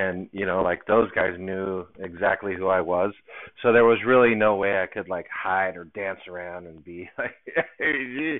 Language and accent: English; Southern California, United States; I grew up in Southern California